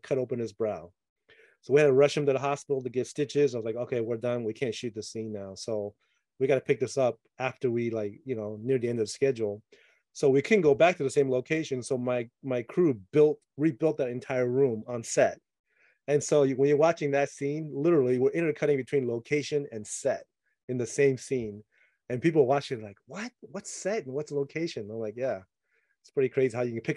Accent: Taiwan; moved away; I grew up in Taiwan as a kid

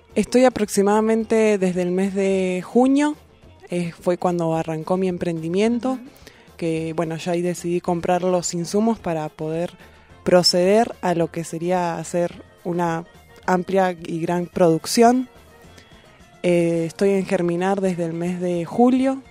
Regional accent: Bahía Blanca, Buenos Aires Province, Argentina; now in Neuquén, Argentina; yo soy de Bahía Blanca

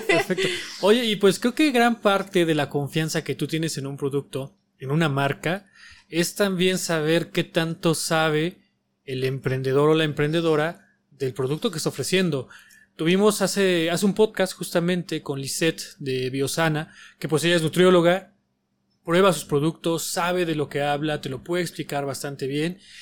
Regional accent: Mexico; como mexicanos que somos y como por vivir aquí

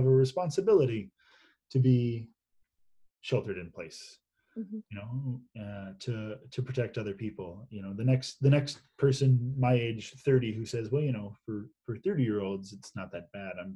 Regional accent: United States; I'm an American

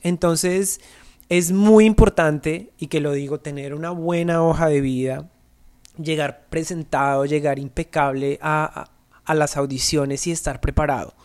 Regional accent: Colombia; moved away; para nosotros como colombianos es muy difícil

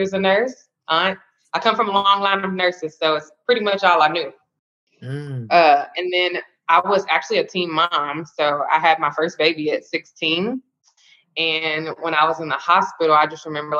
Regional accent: Louisville, Kentucky, United States; I'm from Louisville, Kentucky, born and raised

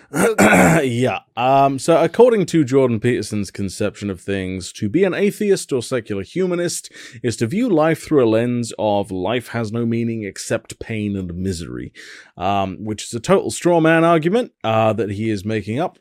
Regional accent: United Kingdom; as a British person

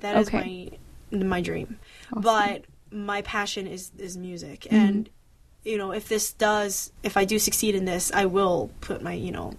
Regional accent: North Canton, Ohio, United States; first language Mandarin Chinese; also born or lived in Akron, Ohio; When I was a kid, you know, Chinese Mandarin was my first language. But, you know, growing up in North Canton, very, very, you know, American suburban mm-hmm. town, I didn't really practice it, I guess. Lost a lot of my Chinese.

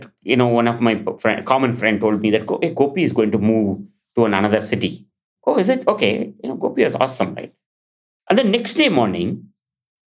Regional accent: India; moved away; when I was 7, I'm from India. And I'm in a remote village

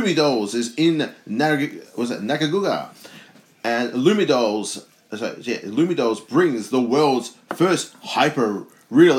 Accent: Australia

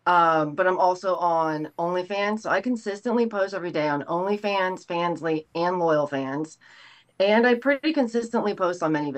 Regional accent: Tampa, Florida, United States; also born or lived in Los Angeles; We're both from the Tampa Bay area

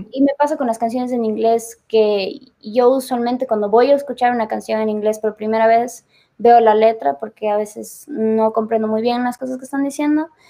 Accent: Ecuador; moved away; yo soy de Ecuador y extrañaba mi país

